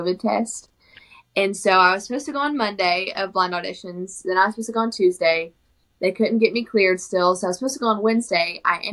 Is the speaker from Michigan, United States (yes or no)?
no; Southeast Oklahoma, United States; I'm from Southeast Oklahoma